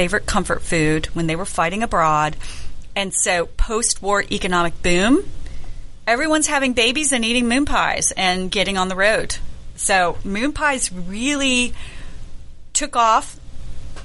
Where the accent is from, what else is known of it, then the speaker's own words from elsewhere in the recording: the South, United States; I'm from the South